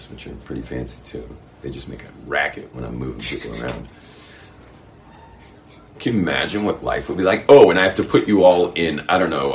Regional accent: Los Angeles, California, United States; moved away; I grew up in West LA.

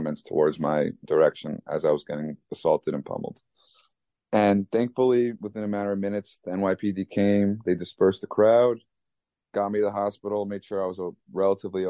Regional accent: Long Island, New York, United States; also born or lived in Manhattan, New York; growing up in Long Island, living in Manhattan the past decade plus

